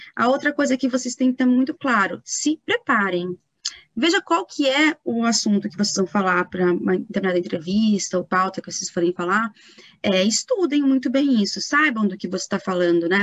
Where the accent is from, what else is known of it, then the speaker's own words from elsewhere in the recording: Itatiba, São Paulo, Brazil; now in São Paulo, Brazil; eu sou de Itatiba, né? moro em São Paulo, mas sou do interior de São Paulo